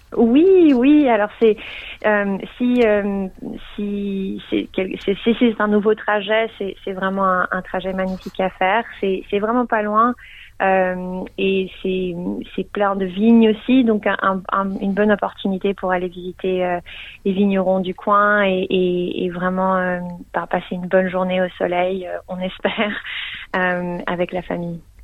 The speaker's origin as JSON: {"language": "French", "region": "Geneva", "country": "Switzerland", "moved": "yes", "lives_now": "Melbourne, Australia", "said": "je viens de Genève, donc euh, je parle français"}